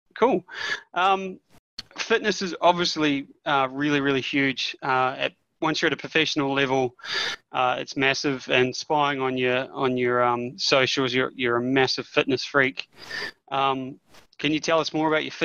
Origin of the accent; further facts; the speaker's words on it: New Zealand; being a Kiwi